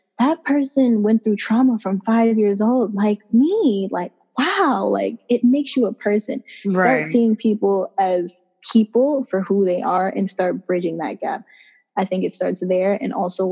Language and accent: English; New York City, New York, United States; I was raised in East Flatbush.